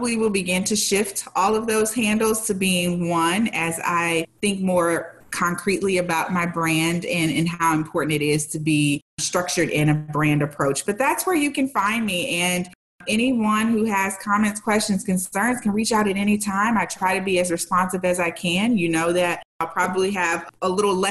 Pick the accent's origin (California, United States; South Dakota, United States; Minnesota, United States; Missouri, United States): Missouri, United States; St. Louis; I'm from the Midwest. I grew up in St. Louis